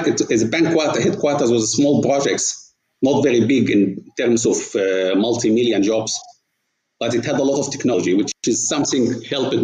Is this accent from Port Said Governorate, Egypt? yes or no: yes; Port Said Governorate, Egypt; moved away as an adult; now in Saudi Arabia; my childhood was in Port Said, which is a city, the Suez Canal meeting the Mediterranean.